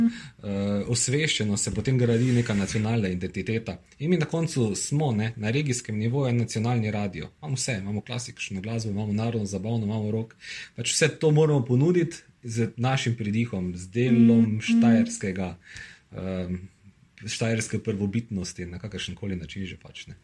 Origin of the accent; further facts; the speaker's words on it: Maribor, Drava, Slovenia; sem rojen Mariborčan